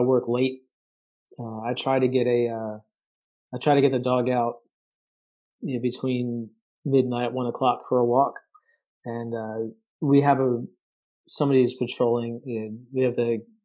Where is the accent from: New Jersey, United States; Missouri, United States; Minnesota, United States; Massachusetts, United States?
Massachusetts, United States; moved away; also born or lived in upstate New York; I grew up in Massachusetts